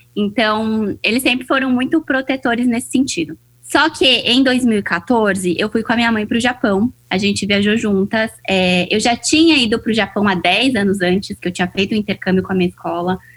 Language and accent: Portuguese; São Paulo, Brazil; moved away as an adult; also born or lived in Japan / Hong Kong; now in Asia; Eu sou brasileira, sou paulista, mas moro aqui na Ásia há seis anos já